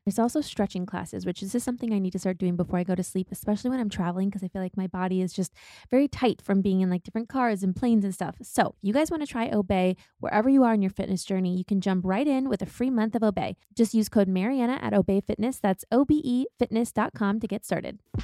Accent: Midwest, United States; growing up in the Midwest

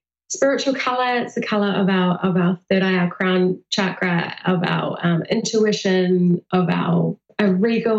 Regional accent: New Zealand; New Zealand. So right in the heart of Middle Earth

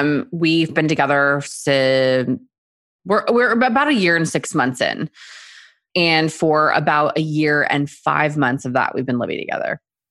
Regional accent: Texas, United States; also born or lived in South Korea; now in New York, United States; And I was born in Korea. And so my family and I moved from there when I was like 4 and a half. So half Korean, moved to Texas, and then could not wait to get my ass to New York as soon as possible.

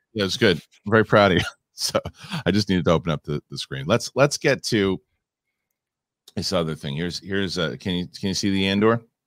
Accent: Darwin, Northern Territory, Australia; Darwin, Northern Ter-, Territory, Australia, which is my hometown

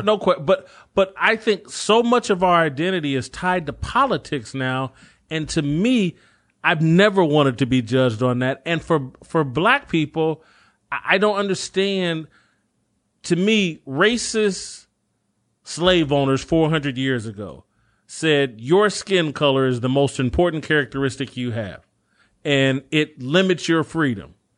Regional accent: United States; born in this country

